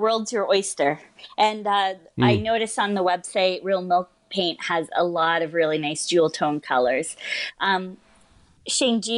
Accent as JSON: {"language": "English", "country": "Canada", "said": "as a Canadian"}